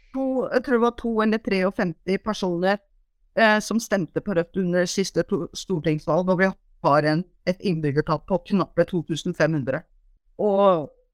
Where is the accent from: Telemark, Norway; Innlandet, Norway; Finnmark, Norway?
Telemark, Norway; Porsgrunn; also born or lived in Trøndelag / Hitra; now in Gjerstad, Norway; født og oppvokst i Porsgrunn